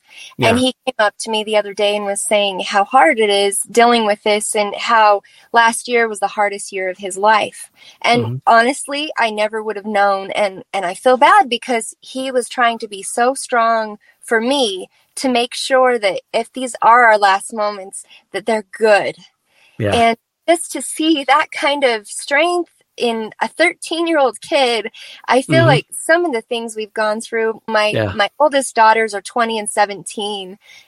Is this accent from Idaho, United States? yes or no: yes; Idaho, United States; here I'm from Idaho